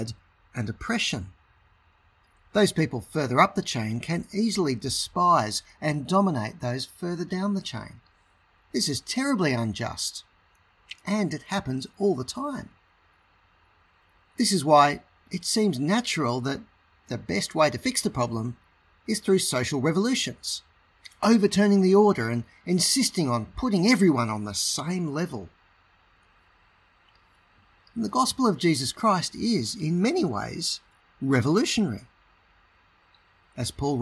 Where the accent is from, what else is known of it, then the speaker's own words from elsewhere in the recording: Australia; also born or lived in Sydney, Australia; I'm an Australian